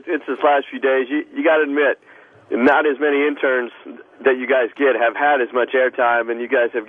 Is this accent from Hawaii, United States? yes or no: no; Oklahoma, United States; I'm from Oklahoma